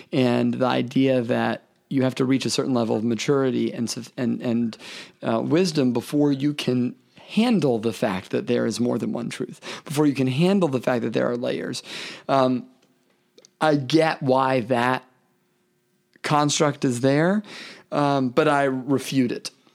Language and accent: English; Memphis, Tennessee, United States; I'm from Memphis. I, I'm from the South, the, the, the Bible Belt